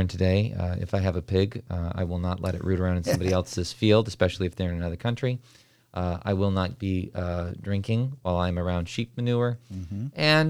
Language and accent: English; New Mexico, United States; When I was growing up in New Mexico as a kid